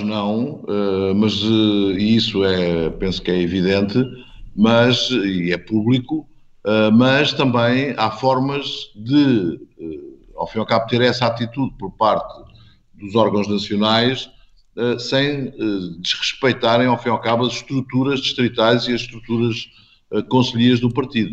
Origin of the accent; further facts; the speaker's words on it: Portugal; enquanto português